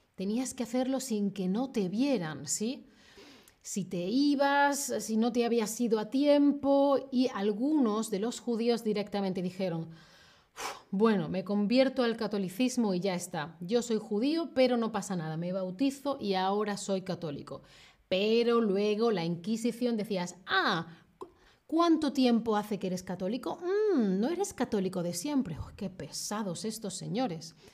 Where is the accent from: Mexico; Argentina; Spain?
Spain; moved away as an adult; now in Germany; en España no hay prácticamente nada de presencia judía. Entonces yo, en la sociedad en la que he crecido